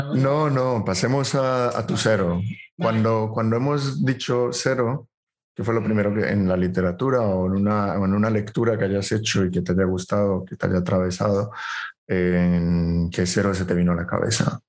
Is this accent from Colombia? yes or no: yes; Colombia; soy colombiano